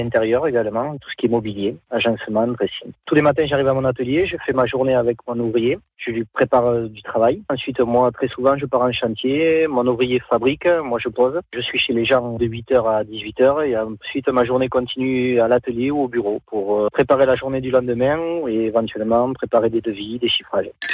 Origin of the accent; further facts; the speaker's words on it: Nérac, Nouvelle-Aquitaine, France; now in Castelsarrazin, France; Je suis natif de Nérac, j'habite à castel sarazin maintenant, dans les Landes.